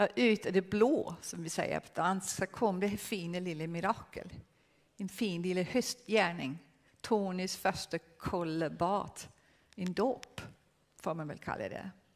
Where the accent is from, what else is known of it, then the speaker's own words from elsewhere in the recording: Denmark; Swedish is a second language; Jag är dansk. Jag är dansk.